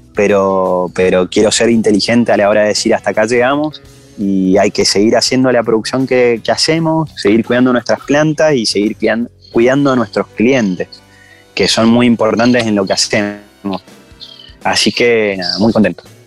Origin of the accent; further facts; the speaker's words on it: San Martín, Mendoza, Argentina; yo fui al Colegio Nacional acá en San Martín, donde, de donde soy yo, acá en Mendoza